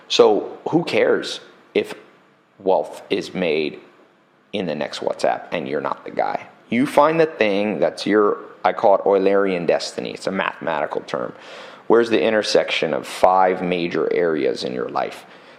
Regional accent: San Diego, California, United States; also born or lived in Long Beach, California; I was born in good old Long Beach, Compton area, but I was raised somewhat in San Diego.

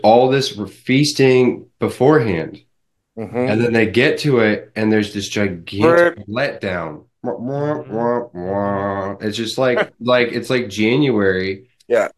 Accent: United States; I can only speak as an American

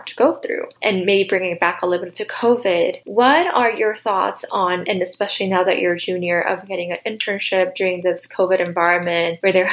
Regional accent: South Korea; now in United States; I'm from South Korea

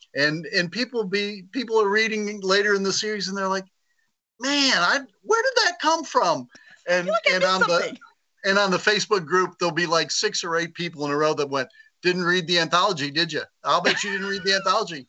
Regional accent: the South, United States; I grew up in the in the South

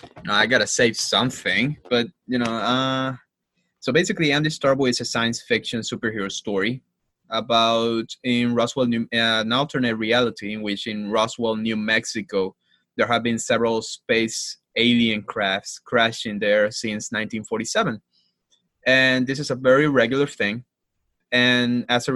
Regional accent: Havana, Cuba; English is a second language; moved away as an adult; now in United States; Growing up in Cuba, so I'm from Havana, born and raised, representing Havana.

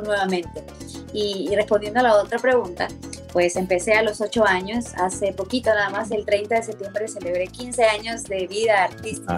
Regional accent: Peru; Siempre nosotros hemos tenido nuestra música peruana, nuestro folclore peruano y nos hemos identificado mucho con eso. La, la cumbia ha sido eh, en mi país

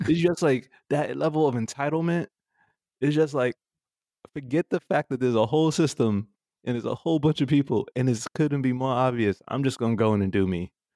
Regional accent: New York, United States; growing up in New York

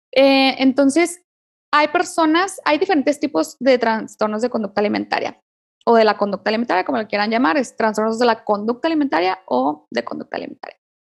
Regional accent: Chihuahua, Mexico; moved away as an adult; now in Cuauhtémoc, Mexico; yo vivo acá en Cuauhtémoc, Chihuahua, un poco más frío que, la capital de Chihuahua. Extraño, yo soy de Chihuahua

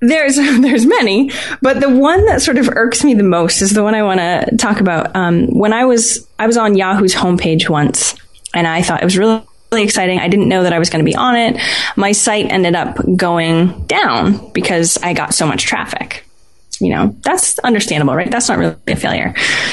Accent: Maine, United States; Maine, just like you, John. We're from Maine. Surprisingly, not very many people in the U.S. are from Maine, but we are.

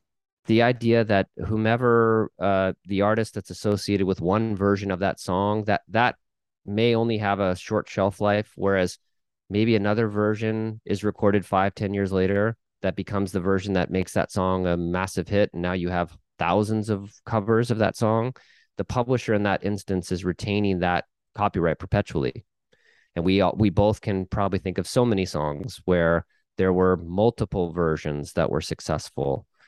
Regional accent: Midwest, United States; I'm from the Midwest.

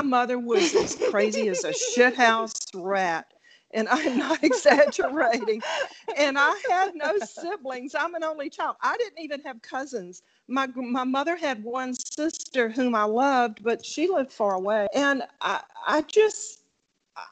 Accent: South Carolina, United States; I'm originally from South Carolina

